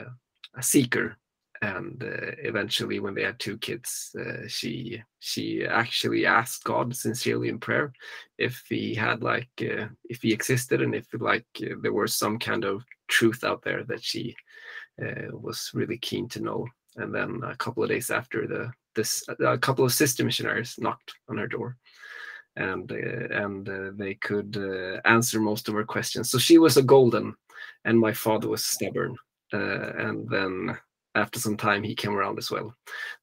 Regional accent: Gothenburg, Västra Götaland, Sweden; now in Stockholm, Sweden; I was born and raised in Sweden, on the West Coast, and so I was born in Gothenburg, and nowadays I live in the Stockholm area

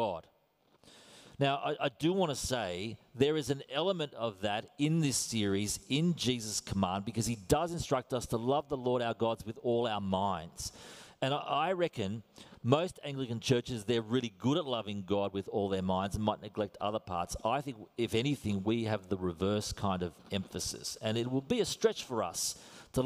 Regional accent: Australia; accent: Australian; I am Australian to the core

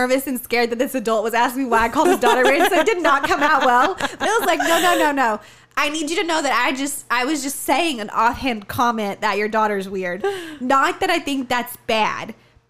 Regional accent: Tennessee, United States; born or raised there; moved away

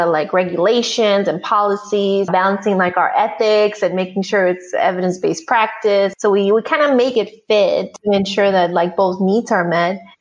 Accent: border region close to Mexico, US–Mexico border, United States; moved away; Ended up being raised like on a border region, really close to Mexico

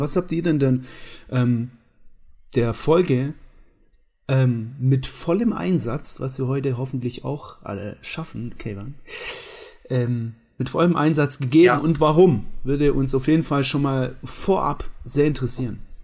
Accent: Baden-Württemberg, Germany; accent: Swabian; ich bin Schwabe.

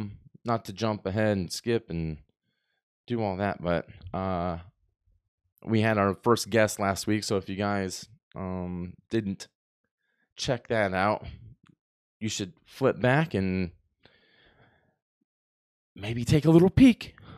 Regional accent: Texas, United States; We had this one French kid growing up in Texas that I went to school

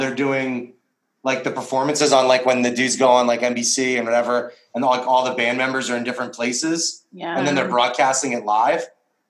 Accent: near Philadelphia airport, Pennsylvania, United States; right by the Philadelphia airport

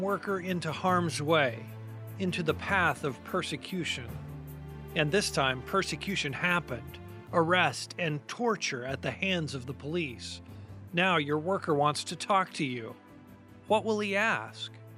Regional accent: United States; as an American Christian, you know, I go to church on Sunday

